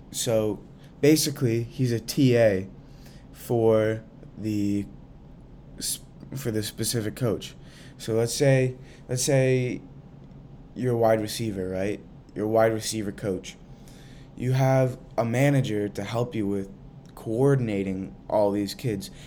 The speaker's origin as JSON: {"language": "English", "region": "Central Massachusetts", "country": "United States", "said": "I'm from Central Mass"}